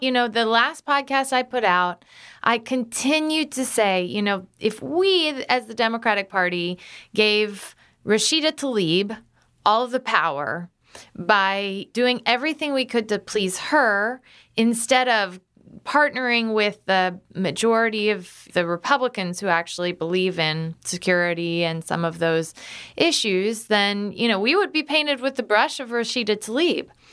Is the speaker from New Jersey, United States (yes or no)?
no; Galesburg, Illinois, United States; I grew up in Galesburg, Illinois